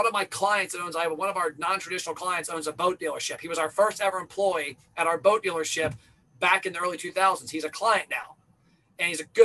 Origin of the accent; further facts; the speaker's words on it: Kentucky, United States; I'm from Kentucky.